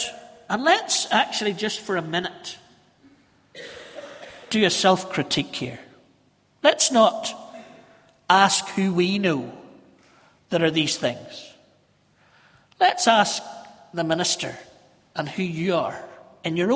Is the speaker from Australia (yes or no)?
no; Northern Ireland, United Kingdom; we're just Northern Irish